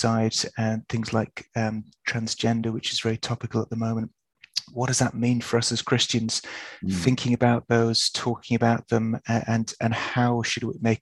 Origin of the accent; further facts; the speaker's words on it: Yorkshire and the Humber, United Kingdom; I grew up in Yorkshire